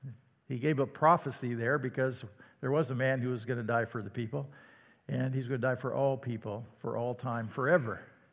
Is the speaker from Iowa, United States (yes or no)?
yes; Iowa, United States; "You're from the south, aren't you?" "Well, no, I'm from Iowa."